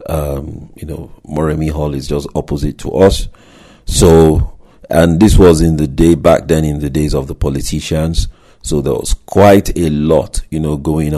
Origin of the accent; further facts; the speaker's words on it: Nigeria; moved away; my home country, Nigeria